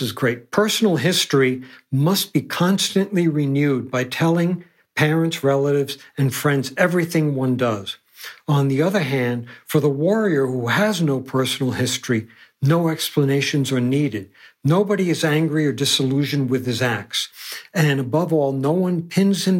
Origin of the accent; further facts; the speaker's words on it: New York City, New York, United States; I grew up in Manhattan